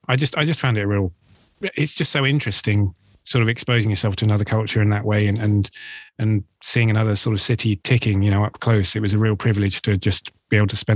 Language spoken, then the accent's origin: English; London, United Kingdom; I grew up in London and I've lived here for nearly all of my adult life.